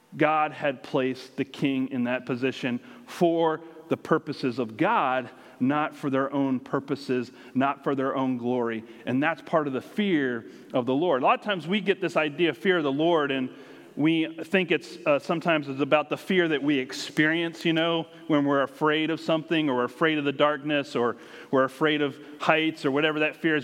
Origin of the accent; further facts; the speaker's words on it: United States; moved away; where we grew up has grown and grown, and around the Washington, D.C. area